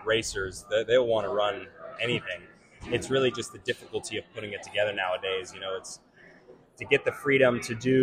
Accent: Tennessee, United States; I'm from Tennessee

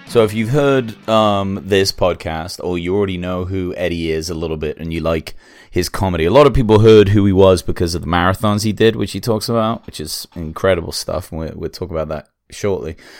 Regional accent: England, United Kingdom; I'm English

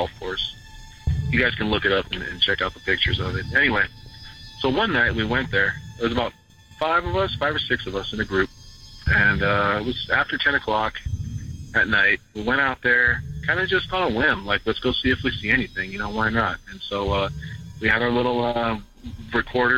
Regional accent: Ventura County, California, United States; I was born and raised out here in the Ventura County area

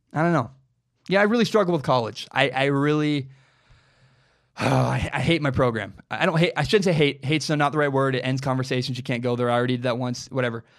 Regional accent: Minnesota, United States; I grew up in Minnesota.

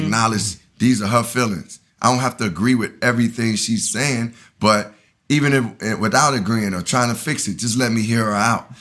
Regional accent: Chicago, Illinois, United States; moved away as an adult; also born or lived in Tallahassee, Florida; I grew up on the South Side of Chicago.

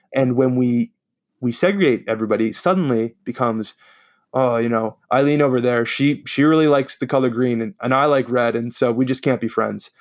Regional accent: New York, United States; accent: New York; my New York accent sometimes comes out

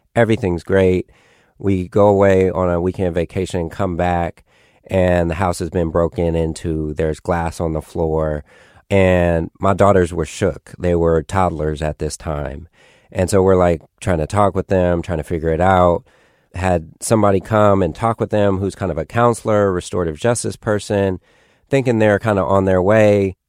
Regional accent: Oakland, California, United States; I grew up in East Oakland

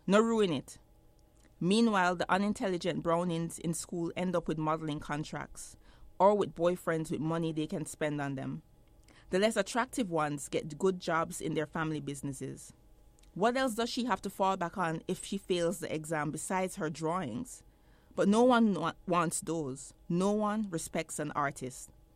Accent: Jamaica; moved away as an adult; now in United States; I grew up in Jamaica. I was, I lived there until I was seventeen years old.

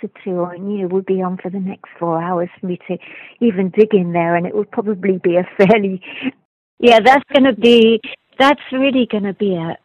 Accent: London, United Kingdom; I was raised in London

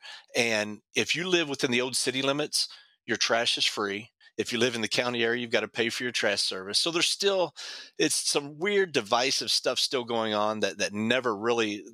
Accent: Louisville, Kentucky, United States; I grew up in Louisville

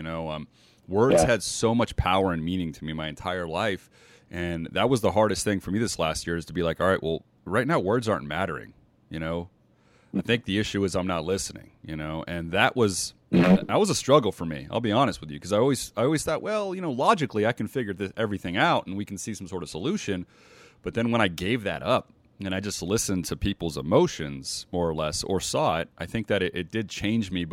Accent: United States; now in Las Vegas, United States; I grew up in the States here. I'm in Las Vegas.

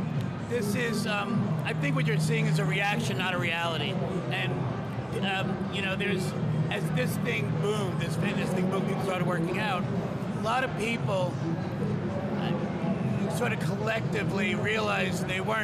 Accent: New York, United States; I grew up in New York

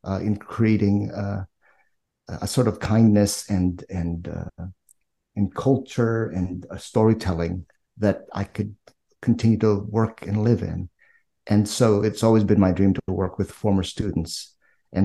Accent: Philippines; moved away; I'm Filipino, born in the Philippines

